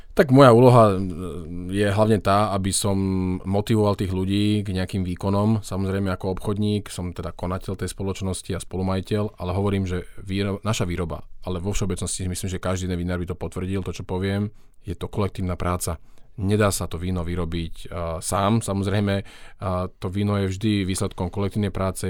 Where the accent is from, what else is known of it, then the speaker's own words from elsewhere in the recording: western Slovakia, Slovakia; hoci som teda zo západného Slovenska